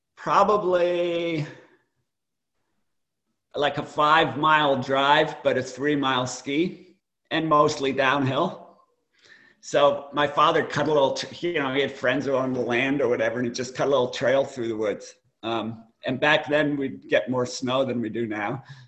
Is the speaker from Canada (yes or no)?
no; Putney, Vermont, United States; I grew up in Putney.